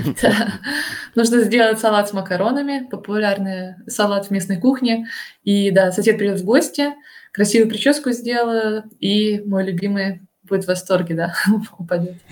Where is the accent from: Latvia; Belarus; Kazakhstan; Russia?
Russia; first language Russian; moved away as an adult; now in Germany; по акценту слышно, что я из России